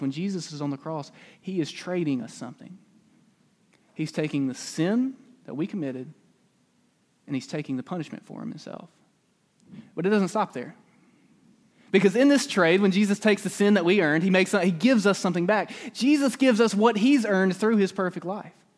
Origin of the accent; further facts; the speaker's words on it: Calera, Alabama, United States; moved away; I'm actually from a very small town just a little bit outside of Birmingham. It's called Calera, Alabama. And when I was young, this town